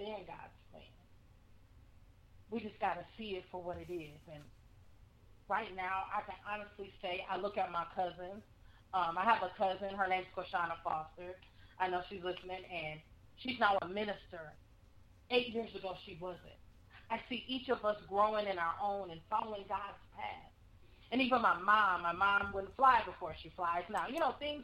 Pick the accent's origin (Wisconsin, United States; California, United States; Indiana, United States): Wisconsin, United States; born or raised there; moved away as an adult; now in Texas, United States